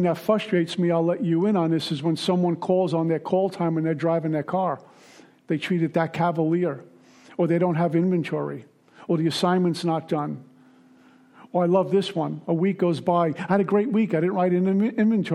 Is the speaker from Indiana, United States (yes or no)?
no; New York City, New York, United States; also born or lived in Minnesota; now in Florida, United States; I'm a guy from Brooklyn.